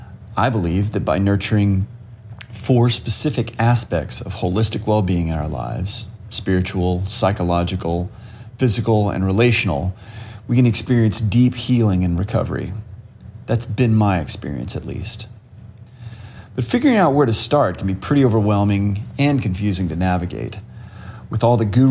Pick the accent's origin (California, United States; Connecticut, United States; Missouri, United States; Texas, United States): Texas, United States; College Station; moved away; also born or lived in San Francisco / Chicago / New York City / Odessa, Texas; I grew up in College Station, Texas